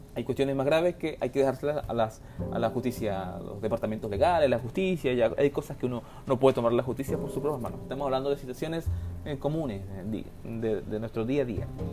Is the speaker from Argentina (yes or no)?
no; Venezuela; now in Chile; Yo como venezolano